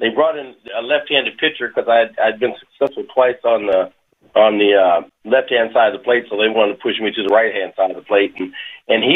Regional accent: Kansas, United States; also born or lived in France; I grew up in the Midwest, and I grew up in Kansas.

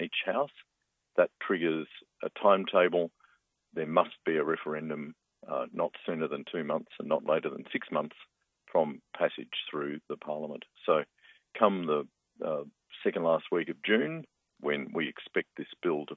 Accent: Victoria, Australia; in my home state of Victoria

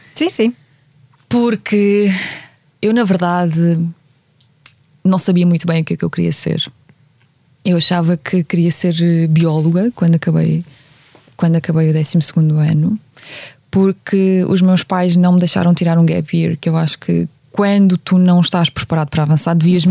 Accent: Ukraine; now in Portugal; das férias que passei também nas terras uh, do, à volta da cidade onde cresci

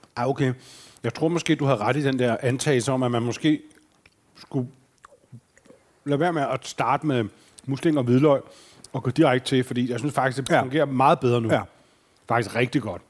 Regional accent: Fredensborg, Capital Region of Denmark, Denmark; Jeg arbejdede på sådan en Texaco-tank, da jeg voksede op i Fredensborg

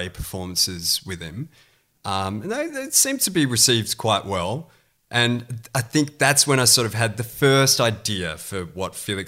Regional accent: Perth, Western Australia, Australia; moved away as an adult; now in Sydney, Australia; I grew up in Perth and got into acting at high school

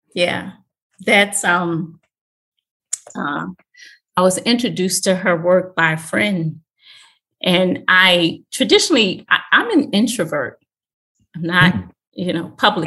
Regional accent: Philadelphia, Pennsylvania, United States; I'm from Philadelphia.

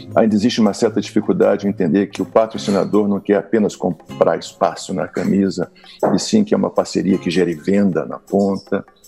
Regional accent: Rio de Janeiro, Brazil; onde eu sou carioca

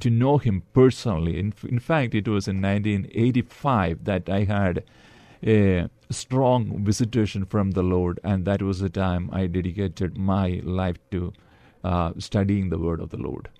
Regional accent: Kerala, India; also born or lived in Dallas, Texas; now in San Antonio, United States; I'm from India. I was born and brought up in the southern state of Kerala

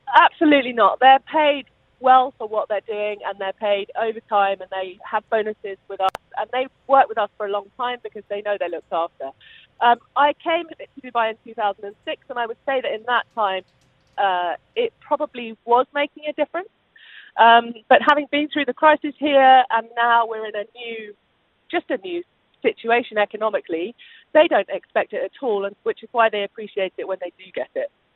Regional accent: United Kingdom; I am British

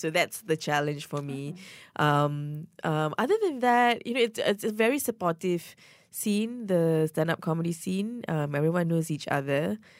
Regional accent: Malaysia; so much of my Malaysian identity is tied to my stand-up. My cultural experiences being a Malaysian is so much part of my stand-up.

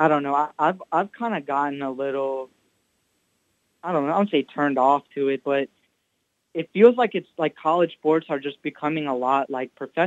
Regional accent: North Carolina, United States; moved away; I'm from North Carolina originally

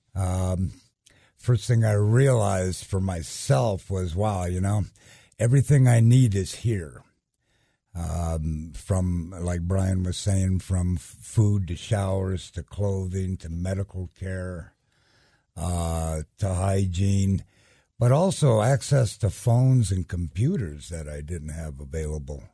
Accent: Denver, Colorado, United States; I grew up in Denver

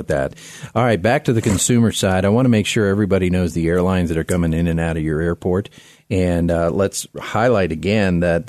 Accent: Miami, Florida, United States; now in Colorado, United States; I hail from Miami, South Florida.

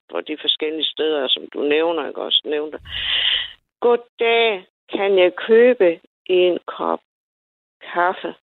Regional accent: Nykøbing Falster, Zealand, Denmark; Jeg kan selv forstå det, selvom jeg kommer fra Nykøbing Falster.

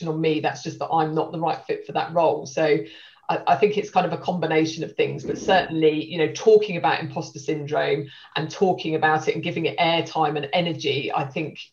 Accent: Stevenage, East of England, United Kingdom; also born or lived in Hitchin; I'm from Stevenage in Hertfordshire. That's where I grew up

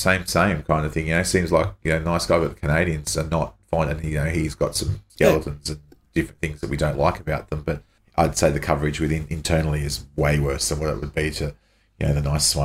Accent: Australia; born or raised there

